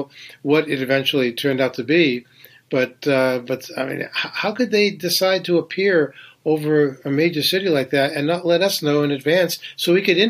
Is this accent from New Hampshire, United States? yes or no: yes; New Hampshire, United States; moved away as an adult; now in New York City, United States; I came to New York from New Hampshire in 1970 with a suitcase and guitar. I was a folk singer, and I was trying to make it.